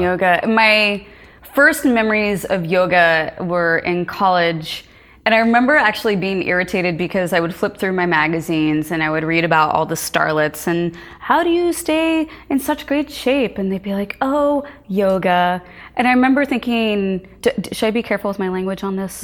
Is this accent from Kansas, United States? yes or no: yes; Lawrence, Kansas, United States; moved away; also born or lived in Princeton, New Jersey; I grew up in Lawrence, Kansas